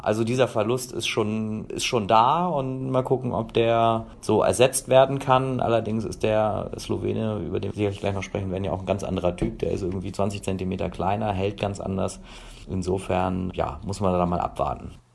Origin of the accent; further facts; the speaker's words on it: Hanover, Lower Saxony, Germany; ich komme aus Hannover